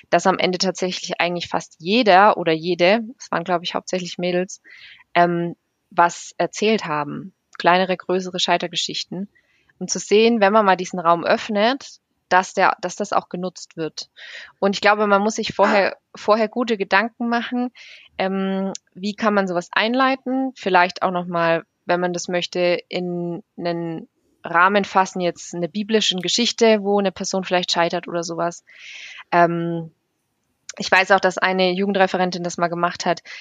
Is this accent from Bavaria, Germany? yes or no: yes; Bavaria, Germany; Ich komme ja aus Bayern, von daher passt.